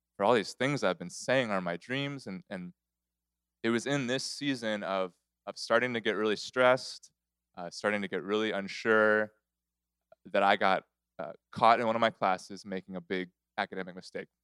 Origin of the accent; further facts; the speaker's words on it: Corpus Christi, Texas, United States; now in Houston, United States; I grew up in Corpus Christi